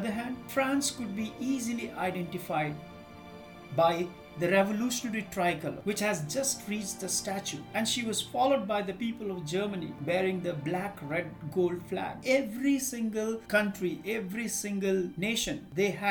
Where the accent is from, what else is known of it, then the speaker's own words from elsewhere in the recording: India; I am an Indian